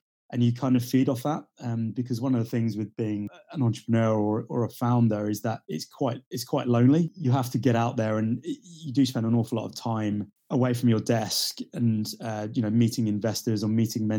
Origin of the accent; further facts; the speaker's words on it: Marlow, South East England, United Kingdom; I grew up just outside of London in a small little village near a town called Marlow